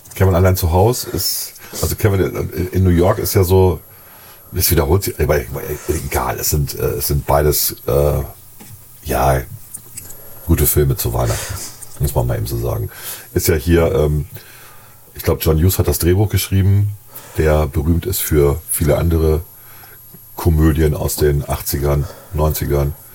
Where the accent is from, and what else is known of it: Germany